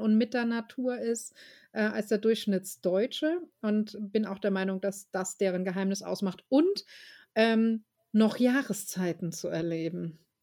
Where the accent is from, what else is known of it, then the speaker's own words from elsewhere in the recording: Germany; Deutscher, zumindest als Deutscher aus so einer Kleinstadt